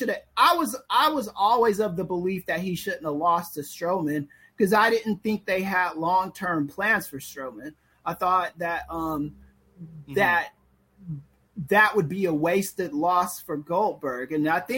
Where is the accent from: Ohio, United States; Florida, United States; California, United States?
California, United States; Los Angeles; I'm from the streets. I'm from the mean streets of South Central Los Angeles